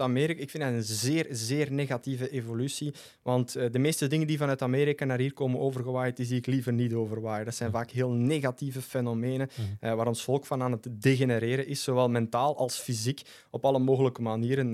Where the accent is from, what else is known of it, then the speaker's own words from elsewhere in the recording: Flanders, Belgium; als Vlaming, als Europeaan